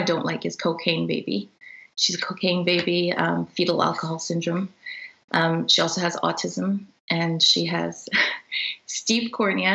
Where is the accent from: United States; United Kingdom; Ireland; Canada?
Canada; So we are all Canadian